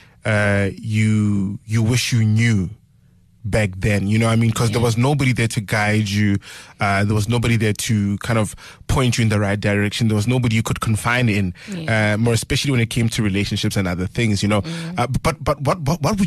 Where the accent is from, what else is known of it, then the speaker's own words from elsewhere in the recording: South Africa; I'm from Lebohomo